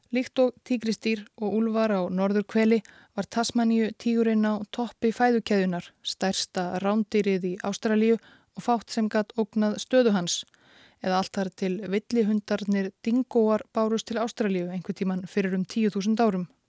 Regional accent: Iceland; við Íslendingar

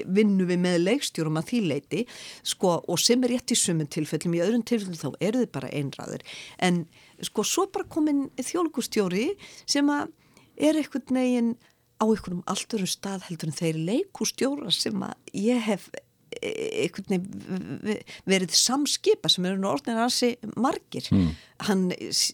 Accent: Reykjavík, Capital Region, Iceland; ég er nú fólkdömininu úr Reykjavík

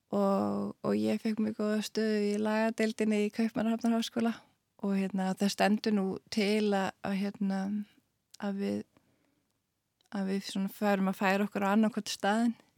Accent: Iceland; moved away as an adult; also born or lived in Svalbard

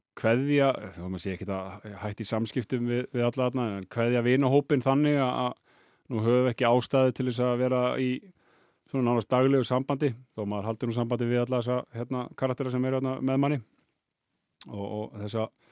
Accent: Álftanes, Capital Region, Iceland; ég er alveg upp á Altanesi

